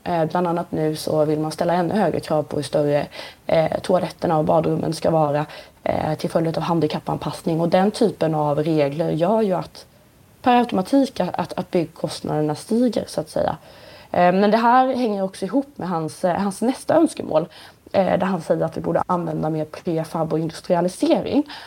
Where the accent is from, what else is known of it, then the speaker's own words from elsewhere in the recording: Nybro, Kalmar County, Sweden; i Nybro där jag kommer ifrån en liten ort i Småland